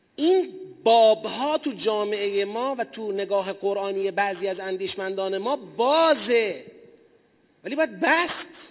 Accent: Tasuj, East Azerbaijan, Iran; moved away; پدرم اهل تسوجه

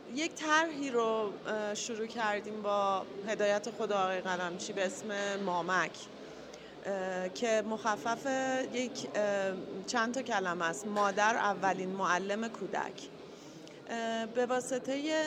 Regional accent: Iran; moved away; also born or lived in England; بعد از 13 سال تحصیل و کار در کشور انگلستان برگشتم ایران

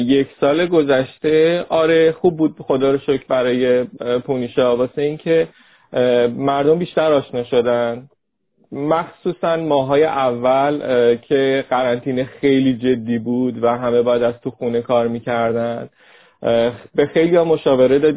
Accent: Rasht, Gilan, Iran; به هر کس که میگفتیم که ما رشتیم و شما بیاین برای جلسه

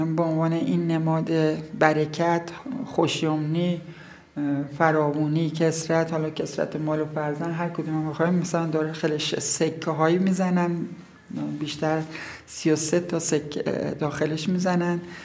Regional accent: Taft, Yazd Province, Iran; زاده اینجا هستم در روستای مبارکه به دنیا اومدم

